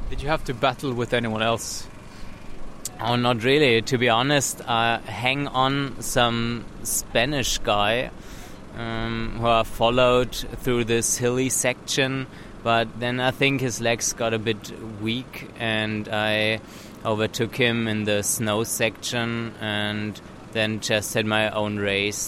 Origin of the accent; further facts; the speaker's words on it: Germany; also from Germany